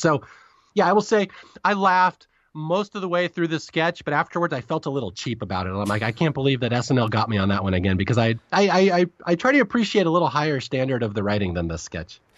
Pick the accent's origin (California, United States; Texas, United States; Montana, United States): California, United States; as a Californian